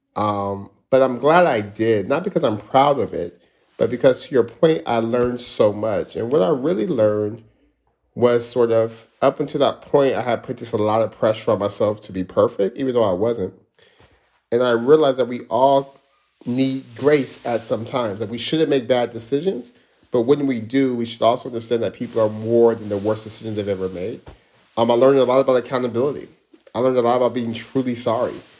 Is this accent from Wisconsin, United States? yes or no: no; Stockton, California, United States; growing up in Stockton